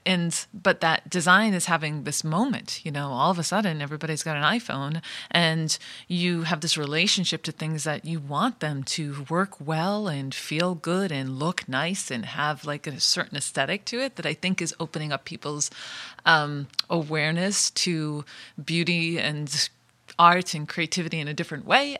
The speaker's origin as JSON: {"language": "English", "region": "Rhode Island", "country": "United States", "said": "Rhode Island, I'm from Rhode Island. My, I'm first generation. My parents are from Italy"}